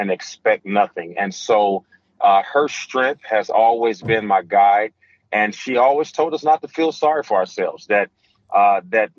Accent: Gary, Indiana, United States; growing up in Gary, Indiana, where we heard gunshots at night

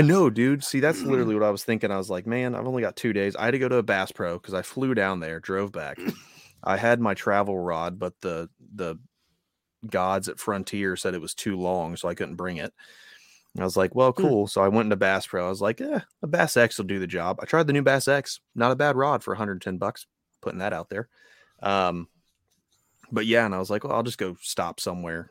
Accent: Ohio, United States; moved away as an adult; also born or lived in North Carolina; I was newly minted from Ohio in the Marine Corps.

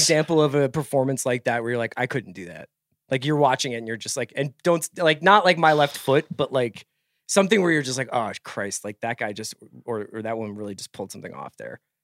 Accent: Northeast, United States; I'm from the Northeast

